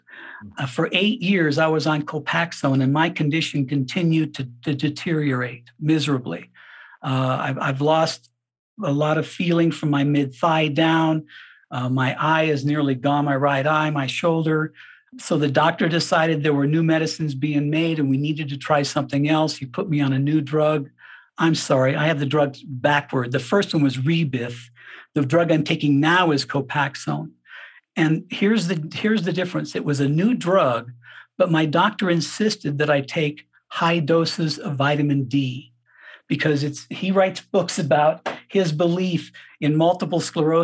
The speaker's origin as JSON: {"language": "English", "region": "Colorado", "country": "United States", "tie": "born or raised there", "also_born_or_lived": "Miami, Florida", "moved": "yes", "said": "I moved back to my hometown here in Colorado"}